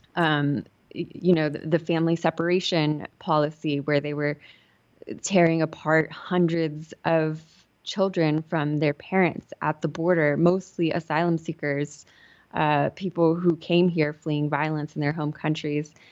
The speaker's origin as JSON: {"language": "English", "region": "Southern California", "country": "United States", "tie": "born or raised there", "said": "I grew up in Southern California"}